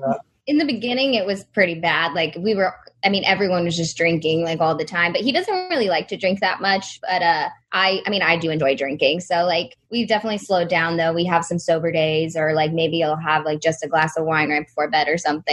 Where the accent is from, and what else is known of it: Texas, United States